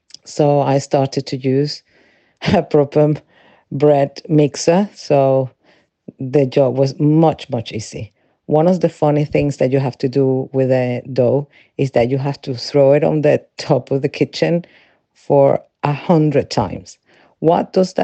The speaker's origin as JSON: {"language": "English", "country": "Venezuela", "tie": "born or raised there", "moved": "as an adult", "lives_now": "England, United Kingdom", "said": "I'm original from Venezuela, where I was raised and lived until I was 25"}